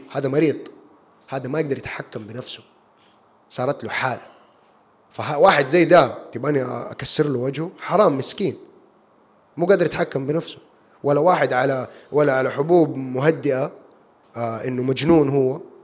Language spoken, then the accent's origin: Arabic; Jeddah, Makkah Province, Saudi Arabia; also born or lived in United States / United Kingdom; انا سعودي وعربي وجداوي